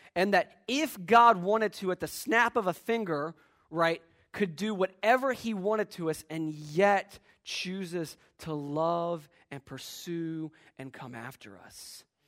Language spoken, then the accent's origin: English; Virginia, United States; as a kid, uh, growing up in Virginia